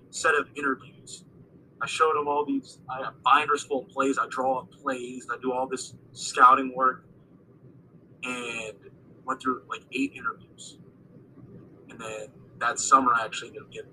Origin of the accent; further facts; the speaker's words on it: Cherry Hill, New Jersey, United States; I grew up just outside of Philadelphia. I probably should have mentioned that, Cherry Hill, New Jersey, 10, 15 minutes away from Philly